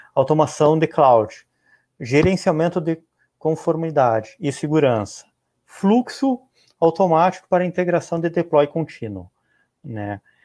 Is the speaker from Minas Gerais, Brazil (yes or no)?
no; Rio Grande do Sul, Brazil; eu moro no Rio Grande do Sul